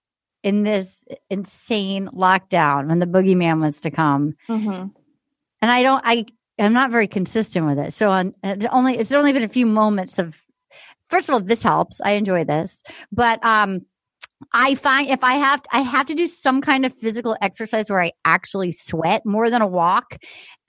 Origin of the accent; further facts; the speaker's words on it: New England, United States; I grew up in New England.